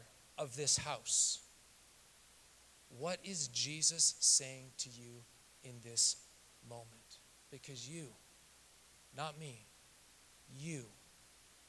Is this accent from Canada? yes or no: yes; Canada; now in Southern California, United States; I'm a kid from Canada who grew up in the backwoods of the Rocky Mountains